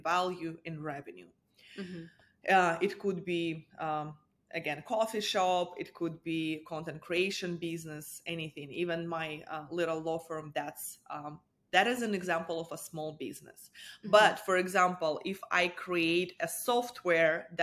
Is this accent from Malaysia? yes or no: no; Russia; moved away as an adult; now in United States; I'm an immigrant. I'm originally from Russia.